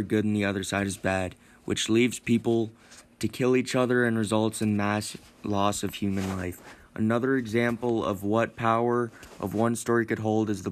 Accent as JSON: {"language": "English", "country": "United States", "tie": "born or raised there", "said": "Growing up in America"}